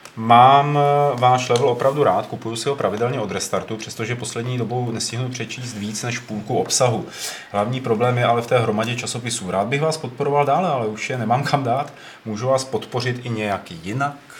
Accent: Czechia; my, když to budeme hrát jako Češi

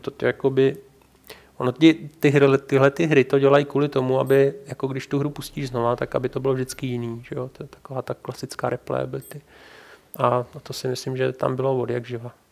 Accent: Czechia; jsem Čech

